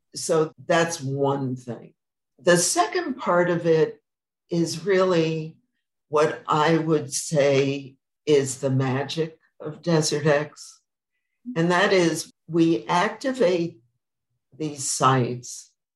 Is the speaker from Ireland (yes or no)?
no; New York, United States; moved away as an adult; now in Palm Springs, United States; I'm a New Yorker, and I went to the Hamptons every summer